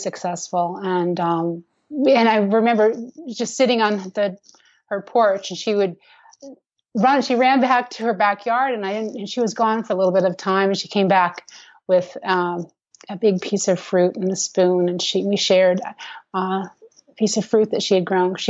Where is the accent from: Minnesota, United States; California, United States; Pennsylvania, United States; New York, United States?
Minnesota, United States; moved away; I grew up in Minnesota, and I did not live on a farm